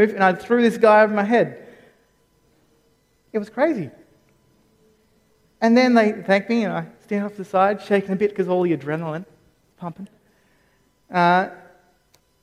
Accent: Campbelltown, New South Wales, Australia; I grew up in Campbelltown.

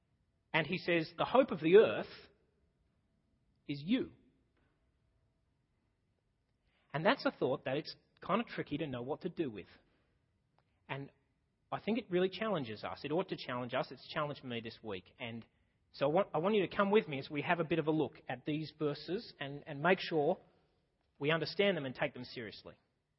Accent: Australia; I'm just Australian.

